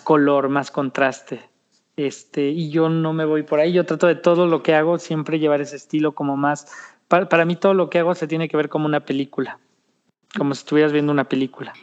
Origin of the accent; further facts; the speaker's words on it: Mexico; como decimos en México